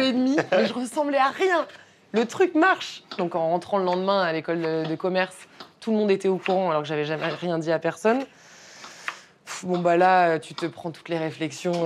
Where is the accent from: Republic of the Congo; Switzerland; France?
France; Brittany; je viens de Bretagne